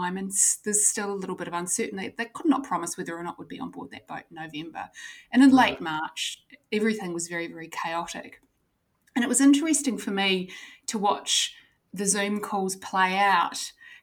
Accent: New Zealand; accent: Kiwi; moved away as an adult; now in Sydney, Australia; I'm a New Zealander, so I was born and grew up in New Zealand, but I live in Sydney, Australia

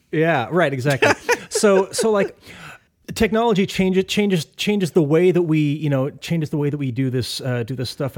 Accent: Ithaca, New York, United States; my hometown of Ithaca

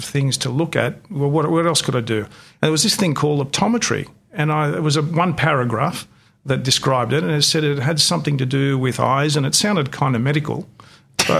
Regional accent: Australia; first language Greek; English is a second language; I was born and bred in Australia, but being from a Greek immigrant family, I couldn't speak English until I was started kindergarten

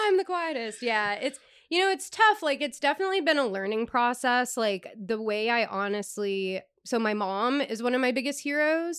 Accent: East Coast, United States; moved away; I come from the East Coast

